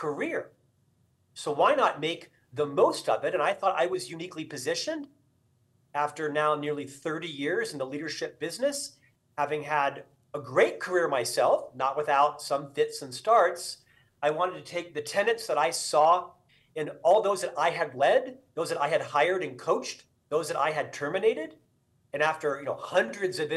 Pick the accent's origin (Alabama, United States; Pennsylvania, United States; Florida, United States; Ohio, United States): Florida, United States; Central; moved away; Originally, I'm from Florida, born and raised in Central Florida.